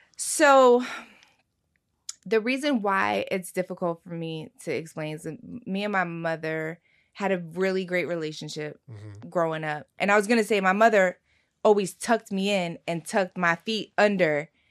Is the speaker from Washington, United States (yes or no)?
no; Philadelphia, Pennsylvania, United States; born or raised there